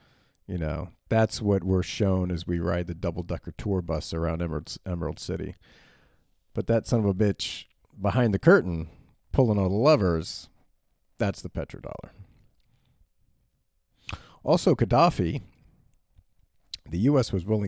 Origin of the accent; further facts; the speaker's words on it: Berlin, Germany; I grew up in Berlin in the 80s and 90s, and filling the tank in like your sedan